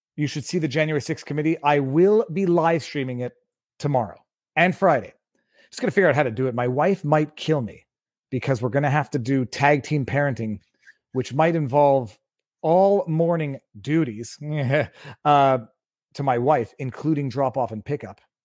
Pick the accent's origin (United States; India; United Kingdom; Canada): Canada; I'm Canadian